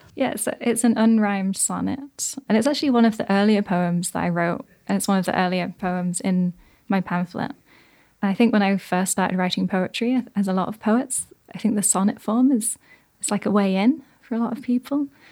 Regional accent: Yorkshire and the Humber, United Kingdom; I'm from Yorkshire

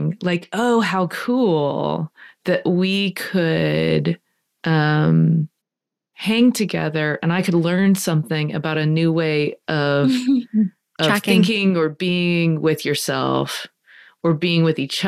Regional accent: United States; I'm only going to speak as an American

